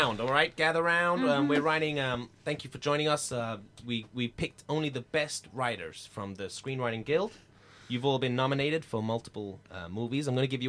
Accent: United States; I'm sorry. I'm American. I'm stupid.

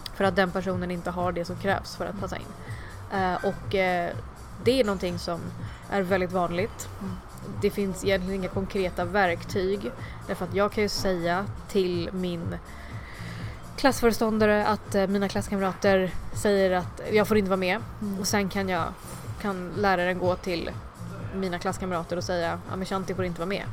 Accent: Sweden; also born or lived in Chennai, India; jag är ju svensk mm. och jag har ursprung från Indien

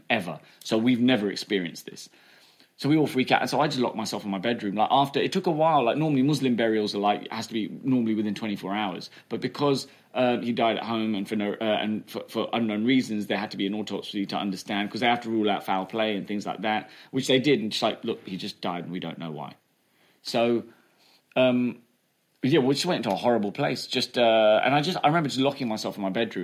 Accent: England, United Kingdom; also born or lived in United States; I went to school there and I got picked on for being English

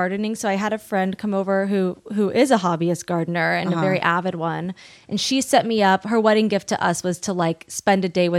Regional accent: Long Beach, California, United States; Long Beach.

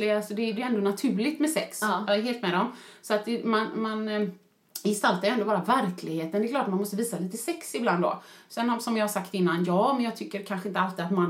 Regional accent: Sweden; Och du vet, vi är ändå svenskar, så jag såg väl vissa där.

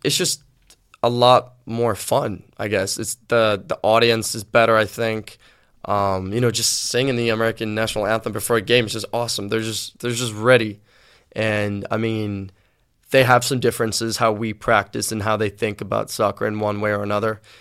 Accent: Sweden; also born or lived in Liverpool, England / Gothenburg, Sweden; I kind of grew up in Sweden, but I had the whole English, you know, roots in me

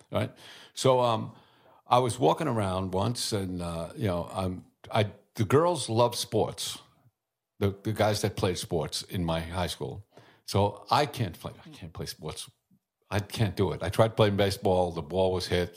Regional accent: New York City, New York, United States; I was born in Brooklyn

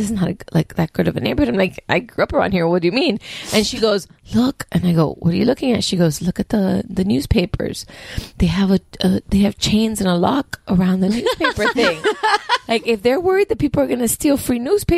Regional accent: Miami, Florida, United States; born or raised there

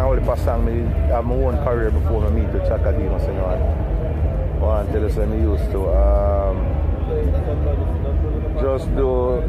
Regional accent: Rock Hall, Saint Andrew, Jamaica; I'm from St. Andrew, you know, Raka, St. Andrew.

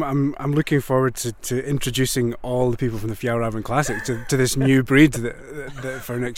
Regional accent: Glasgow, Scotland, United Kingdom; This is …. We're both from Glasgow in Scotland.

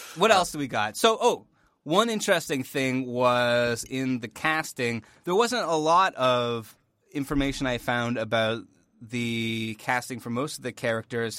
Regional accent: Northern Ontario, Canada; we're from Canada

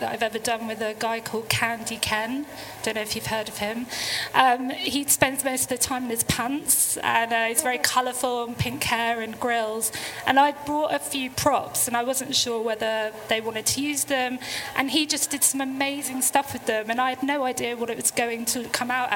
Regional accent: London, United Kingdom; I'm a Londoner, so I do love the city

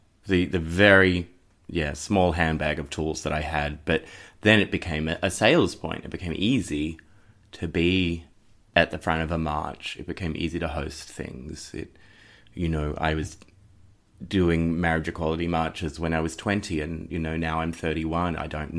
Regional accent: Cronulla, New South Wales, Australia; For me, growing up in Cronulla in the Shire, in a sort of very religious place

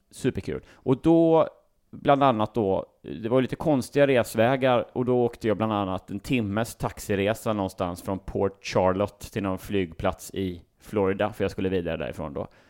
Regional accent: Sweden; vi är från Sverige

